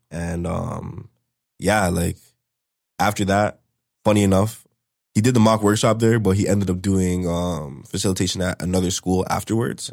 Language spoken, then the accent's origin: English; Brampton, Ontario, Canada; also born or lived in Toronto; I was born in Toronto. Um, we lived up in Toronto, I think, up until I was, like, three or four. And then after that, we moved over to Brampton, um, still at the same spot, actually